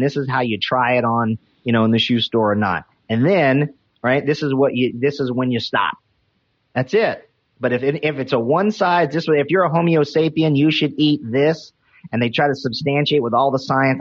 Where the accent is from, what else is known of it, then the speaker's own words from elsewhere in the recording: North Carolina, United States; I'm from North Carolina